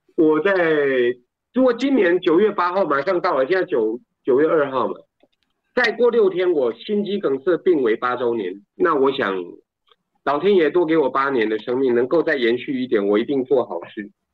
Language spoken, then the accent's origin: Chinese; Taiwan; first language Taiwanese Hokkien; 我们台湾人